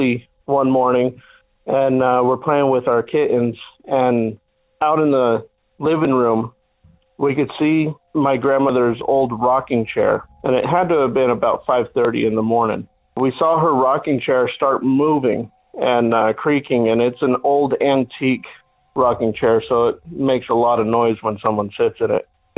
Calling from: Phoenix, Arizona, United States; I'm calling from the Valley of the Sun, Phoenix, Arizona.

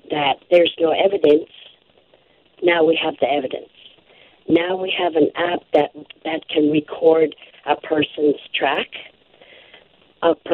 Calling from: Sanikiluaq, Nunavut, Canada; I am located on the Belcher Islands in Hudson Bay in a community called Sanikiluaq, Nunavut.

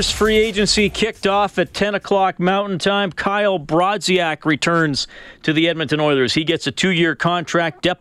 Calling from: Germany; calling from Germany right now.

